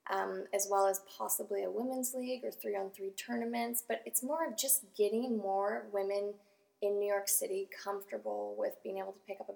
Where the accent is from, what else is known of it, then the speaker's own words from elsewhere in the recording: Canada; in Canada.